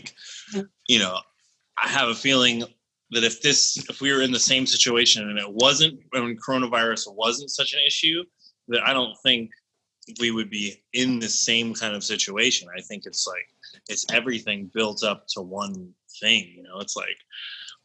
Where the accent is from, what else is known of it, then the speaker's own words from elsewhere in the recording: Berkeley, California, United States; I was born in Berkeley. I sort of had like a kind of a weird early upbringing. My parents met at like a Buddhist colony in Berkeley